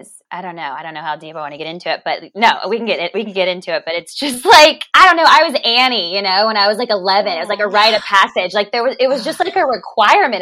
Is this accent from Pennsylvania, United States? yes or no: no; Charlotte, North Carolina, United States; I'm from Charlotte, North Carolina